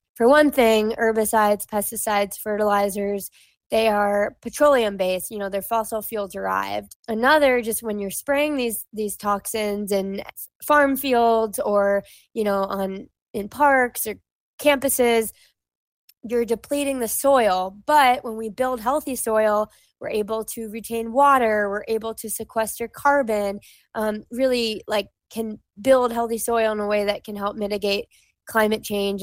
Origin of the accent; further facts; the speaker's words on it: Hawaii, United States; moved away as an adult; I grew up in Hawaii